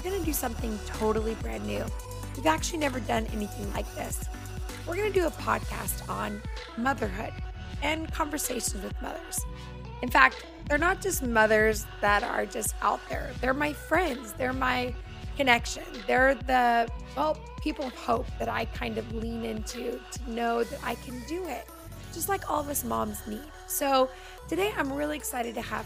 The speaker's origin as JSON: {"language": "English", "town": "Redding", "region": "California", "country": "United States", "said": "I'm from Reading"}